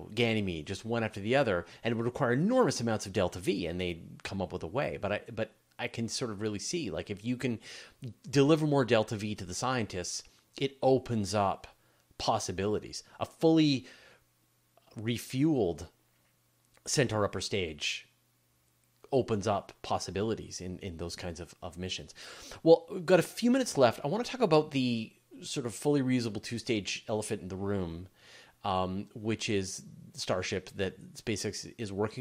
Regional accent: Canada; I'm Canadian

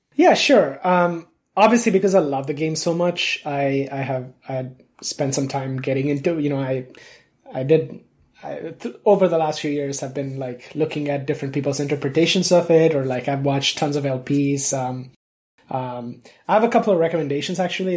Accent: India; I grew up in India. I was born there.

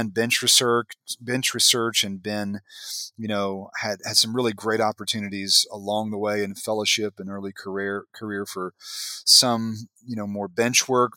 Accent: West Virginia, United States; I'm an Appalachian by birth, by God, and grew up in West Virginia

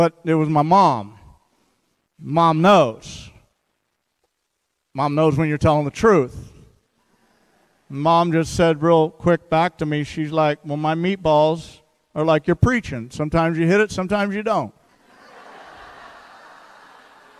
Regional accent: St. Louis, Missouri, United States; now in Seattle, United States; I grew up in St. Louis, by the way. I'm a Midwestern boy

